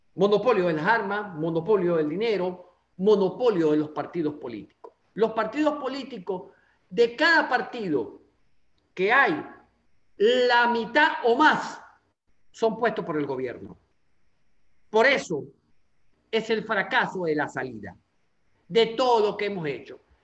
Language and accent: Spanish; Anzoátegui, Venezuela; de la zona donde yo soy, del estado de Anzuategui